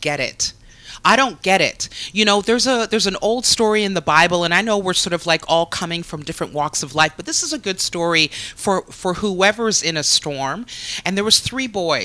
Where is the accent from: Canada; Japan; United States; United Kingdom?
Canada; as a Canadian